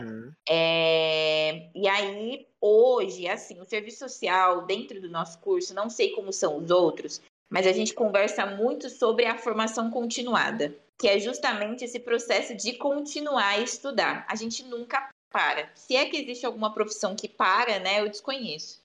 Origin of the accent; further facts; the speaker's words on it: Bauru, São Paulo, Brazil; eu sou de Bauru